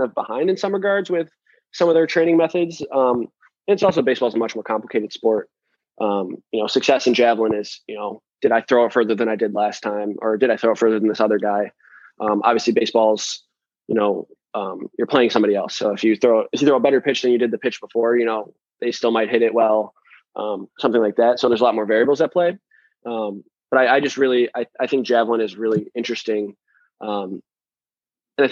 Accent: Detroit, Michigan, United States; I'm from Detroit

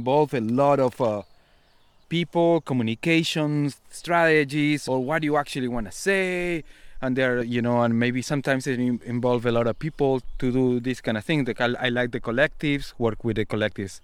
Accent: Buenos Aires, Argentina; moved away as an adult; I was born in Buenos Aires in a neighborhood called the Slaughterhouse.

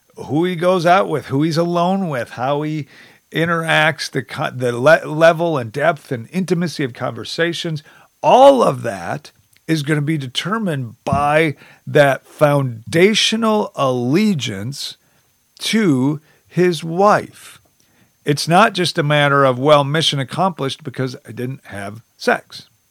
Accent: United States; as an American

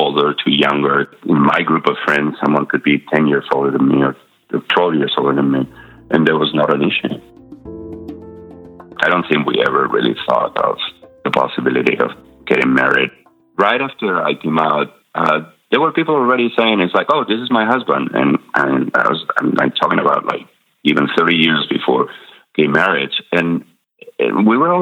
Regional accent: Madrid, Community of Madrid, Spain; born or raised there; English is a second language; moved away as an adult; also born or lived in La Rioja, Spain; now in Durham, United States

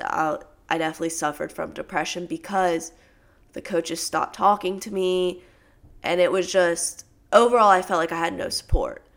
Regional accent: Tennessee, United States; moved away as an adult; also born or lived in Louisiana; I'm actually from Tennessee, so back in my hometown

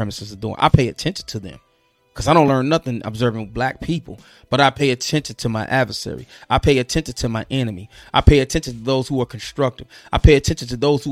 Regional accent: St. Louis, Missouri, United States; I'm from the Lou

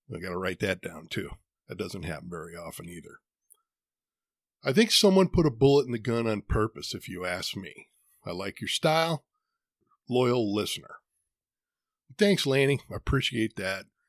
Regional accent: Midwest, United States; now in Arizona, United States; I was born and raised in the Midwest where winter can get brutal. There's a reason I don't live there anymore

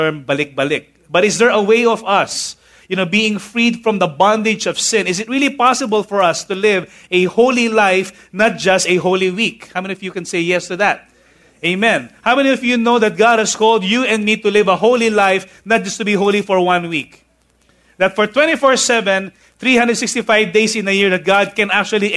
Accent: Manila, Metro Manila, Philippines; I grew up basically in Tondo

